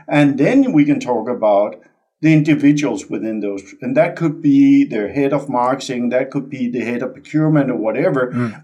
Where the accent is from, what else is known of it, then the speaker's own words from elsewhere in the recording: Denmark; moved away as an adult; also born or lived in California; born and raised in Denmark. So I'm Dane by birth